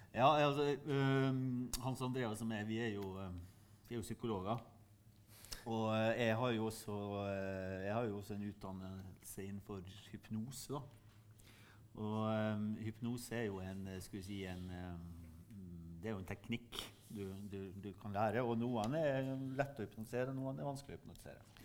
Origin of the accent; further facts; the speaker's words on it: Sunnmøre, Møre og Romsdal, Norway; Der jeg kommer fra på Sunnmøre